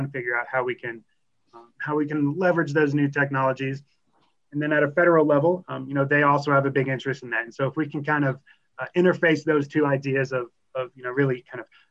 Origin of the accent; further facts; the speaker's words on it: Kentucky, United States; now in Colorado, United States; I'm from Kentucky, and so the business of predicting coal is kind of been baked into my blood since before I was born.